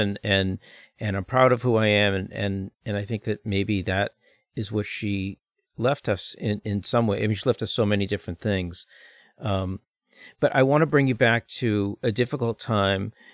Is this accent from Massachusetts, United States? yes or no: yes; Boston, Massachusetts, United States; moved away; also born or lived in Israel; I'm a Bostonian, but now we live in Boston.